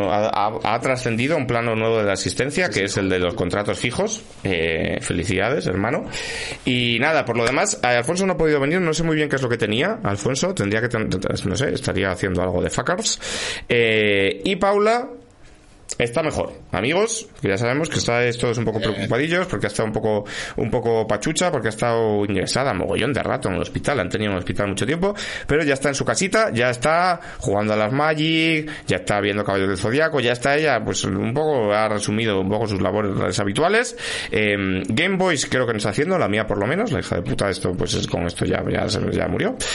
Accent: Asturias, Spain; Pero mi doble asturiano es un poco redundante, soy yo.

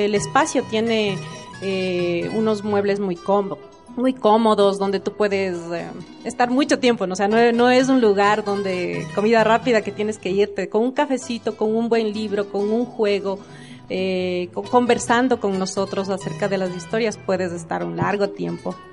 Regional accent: Riobamba, Chimborazo, Ecuador; now in Quito, Ecuador; Soy oriunda de Riobamba y también estoy radicada ya acá en Quito más de la mitad de mi vida

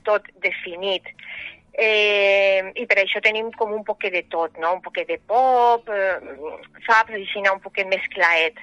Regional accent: Valencian Community, Spain; now in Sueca, Spain; jo sóc valenciana, fincada a Sueca

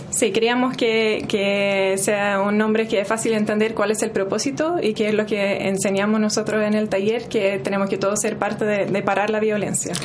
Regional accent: New Zealand; Spanish is a second language; moved away as an adult; also born or lived in Norway; now in Chile; nací en Nueva Zelanda, estudié enfermería en Nueva Zelanda

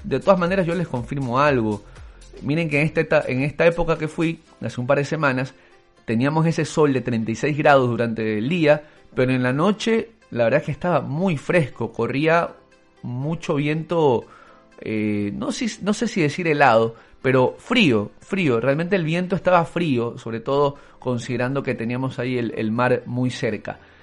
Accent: Ecuador; en Ecuador solo el 20% fuéramos ecuatorianos

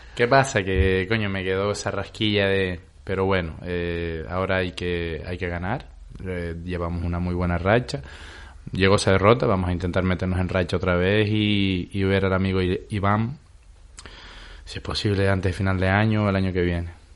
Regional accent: La Palma, Canary Islands, Spain; somos canarios, nosotros compartimos tierra, pero los palmeros, eh, si tenemos una cualidad es que somos duros como la TEA

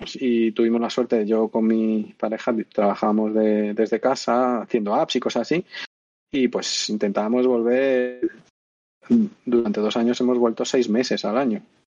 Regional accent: Madrid, Community of Madrid, Spain; moved away as an adult; now in Andalusia, Spain; yo soy de Madrid aquí por casualidad.

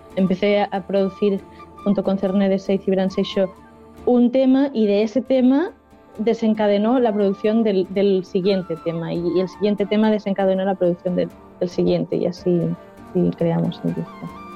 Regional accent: Valencian Community, Spain; first language Valencian; Spanish is a second language; estoy hablando mucho en valenciano, que es mi lengua materna

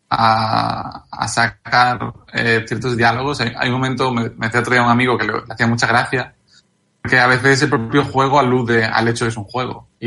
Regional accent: Galicia, Spain; Y, de hecho, yo soy gallego

